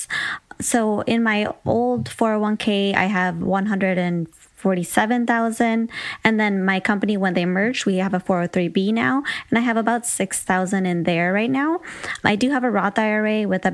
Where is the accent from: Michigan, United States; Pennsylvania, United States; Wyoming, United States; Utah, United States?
Michigan, United States; moved away as an adult; also born or lived in San Francisco; I'm from Michigan originally